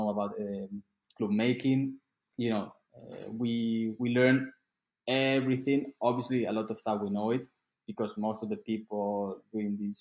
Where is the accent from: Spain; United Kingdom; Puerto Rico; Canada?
Spain; Madrid, Community of Madrid; English is a second language; moved away as an adult; also born or lived in United States; now in Italy; So I'm from Madrid. I was born in Madrid, and I live in Madrid until I was 18 years old.